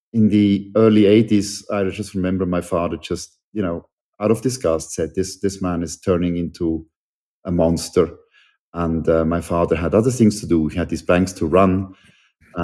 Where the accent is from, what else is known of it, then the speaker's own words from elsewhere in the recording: Switzerland; I'm a Swiss citizen, born and raised in Switzerland.